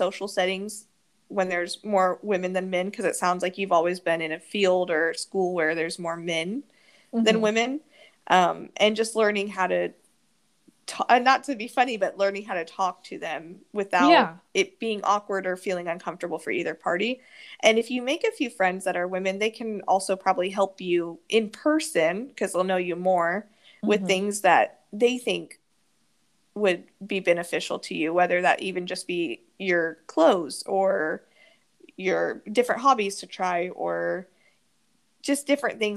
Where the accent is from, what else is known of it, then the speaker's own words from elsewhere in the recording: Wichita, Kansas, United States; moved away; I still sometimes wish I could be back in Wichita with my family and my friends